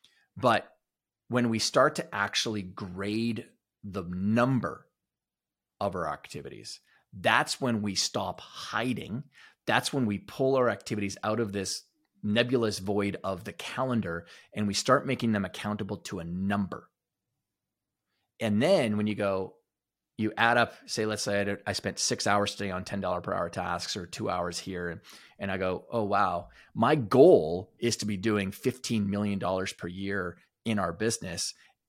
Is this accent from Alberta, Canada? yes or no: yes; Alberta, Canada; where I grew up in Alberta was rich with Native American history.